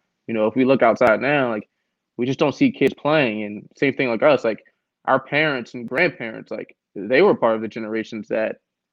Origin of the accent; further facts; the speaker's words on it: Philadelphia, Pennsylvania, United States; I'm from North Philly